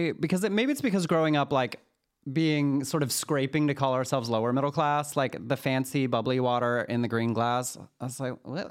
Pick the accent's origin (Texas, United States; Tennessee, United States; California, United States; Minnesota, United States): Texas, United States; Waco; I'm from Waco, Texas. There's a Dr. Pepper museum there. It's important to my culture.